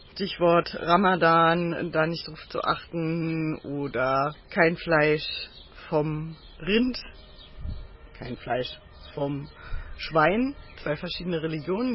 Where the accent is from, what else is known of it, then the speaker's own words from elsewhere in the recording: Germany; Für mich ist ja Berlin und Brandenburg meine Heimat, weil ich hier groß geworden bin